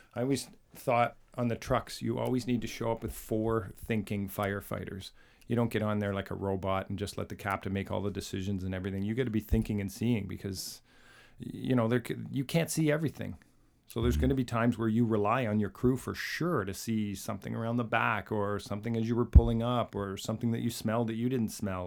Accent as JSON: {"language": "English", "country": "Canada", "said": "we're from Canada"}